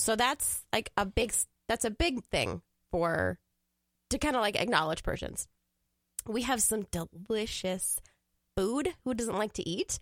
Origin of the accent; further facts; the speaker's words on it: Woodbury, Minnesota, United States; also born or lived in Iran; now in St. Paul, United States; I grew up in Woodbury, so that little suburb over there.